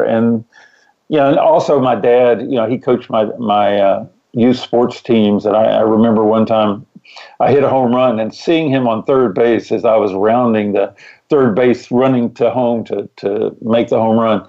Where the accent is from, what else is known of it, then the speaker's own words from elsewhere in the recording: Memphis, Tennessee, United States; moved away; also born or lived in North Carolina / Washington, D.C. / New York / Copenhagen, Denmark; No, I'm originally from Memphis, Tennessee, but I'm a bit of a nomad. We have lived all over the world.